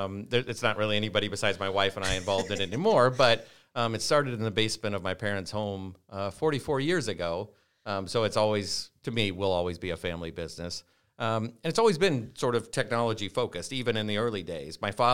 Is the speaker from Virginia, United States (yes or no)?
yes; Norfolk, Virginia, United States; I grew up in Norfolk. I was born outside, but moved here as a pretty young child.